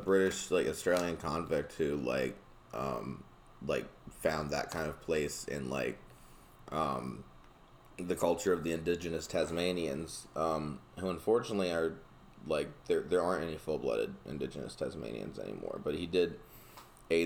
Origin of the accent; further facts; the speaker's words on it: North Carolina, United States; I'm from North Carolina. We learned about that growing up in school